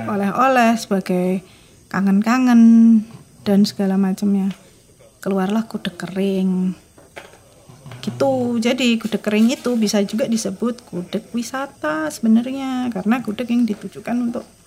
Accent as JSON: {"language": "Indonesian", "town": "Yogyakarta", "region": "Special Region of Yogyakarta", "country": "Indonesia", "tie": "born or raised there", "said": "aku orang Jogja ya aku orang Jogja lahir besar di Jogja sampai sekarang di Jogja"}